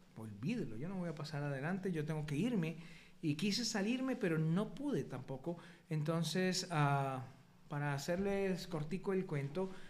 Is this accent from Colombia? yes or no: yes; Colombia; moved away; a los 18 años decido irme para el ejército en Colombia, en mi país